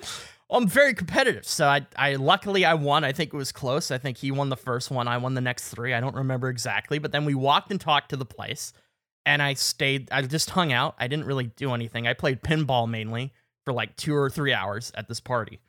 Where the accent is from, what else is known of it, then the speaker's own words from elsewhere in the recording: Canada; I was from Canada